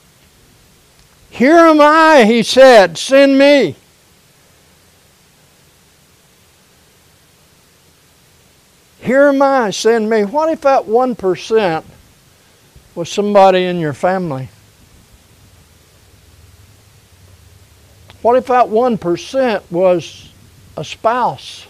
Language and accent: English; United States; I grew up in America, in a totally different America then than what we have now